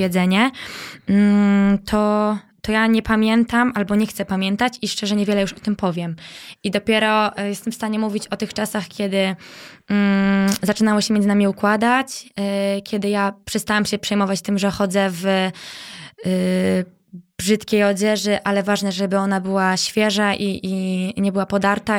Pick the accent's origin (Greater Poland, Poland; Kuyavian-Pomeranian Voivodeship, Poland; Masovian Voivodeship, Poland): Kuyavian-Pomeranian Voivodeship, Poland; Bydgoszcz; moved away as an adult; now in Warsaw, Poland; Wiesz to ja dorastałam na Błoniu tak naprawdę, okay. bo y, w Fordonie mieszkałam mm, to dzieciństwo